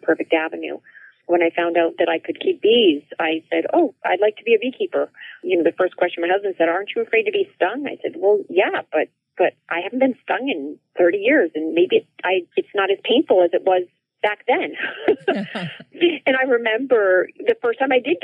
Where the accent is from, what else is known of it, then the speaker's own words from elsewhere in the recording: New Jersey, United States; my very early childhood growing up in New Jersey